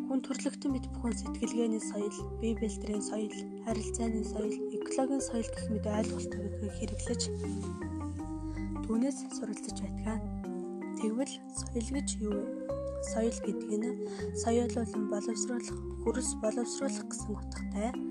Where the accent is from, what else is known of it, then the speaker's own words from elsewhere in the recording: Mongolia; ариун соёл ёс заншилтай улс бол яахын аргагүй миний Монгол орон.